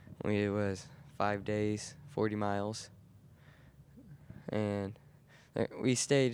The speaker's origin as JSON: {"language": "English", "town": "Darrington", "region": "Washington", "country": "United States", "said": "I'm from Darrington, Washington."}